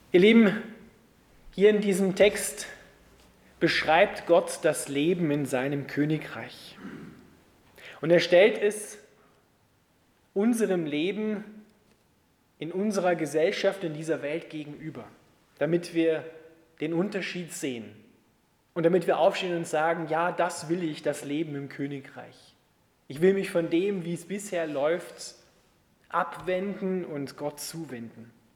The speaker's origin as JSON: {"language": "German", "country": "Austria", "said": "bei uns in Österreich"}